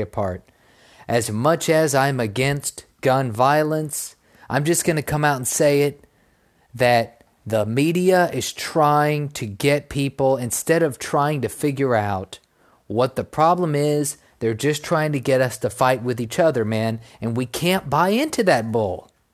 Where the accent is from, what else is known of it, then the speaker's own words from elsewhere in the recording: Texas, United States; in my home state